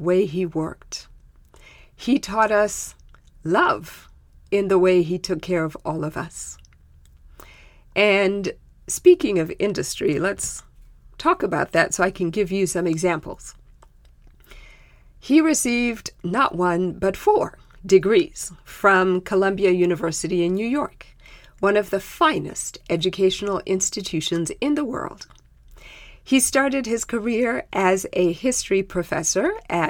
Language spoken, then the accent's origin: English; Zimbabwe; first language Shona; English is a second language; moved away; in my native tongue, which is called Shona